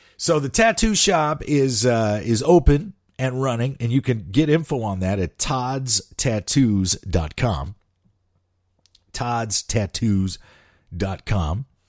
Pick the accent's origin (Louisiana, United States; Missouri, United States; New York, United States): Missouri, United States; St. Louis; moved away; I started my career in radio in my hometown of Saint Louis